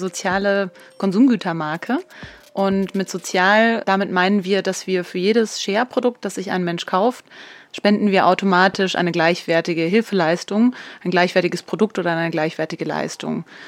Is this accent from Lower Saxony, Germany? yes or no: no; Upper Franconia, Bavaria, Germany; also born or lived in Munich; so einer Einöde in Oberfranken groß geworden